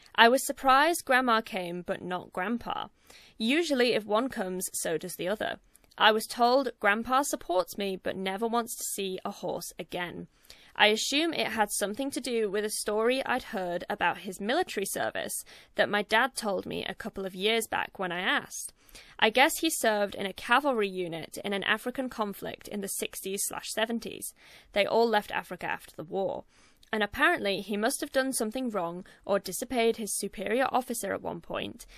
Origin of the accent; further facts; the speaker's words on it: United Kingdom; I'm British, and British people normally have the most sarcastic and crude sense of humor